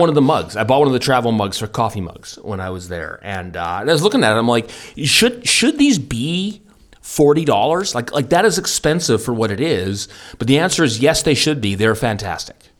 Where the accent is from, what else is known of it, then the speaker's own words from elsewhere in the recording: Vancouver, British Columbia, Canada; I'm from the hard scrabble streets of, of Vancouver, and that's how we speak.